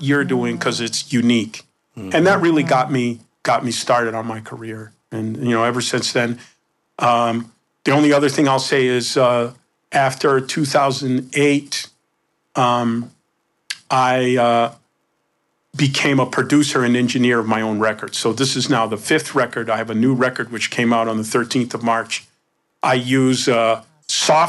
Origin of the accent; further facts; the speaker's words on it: Embudo, New Mexico, United States; when I grew up, I grew up in New Mexico